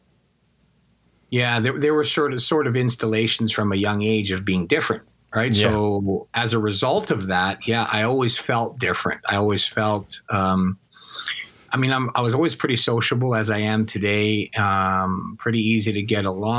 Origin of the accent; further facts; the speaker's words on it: Regina, Saskatchewan, Canada; I grew up in Regina at that time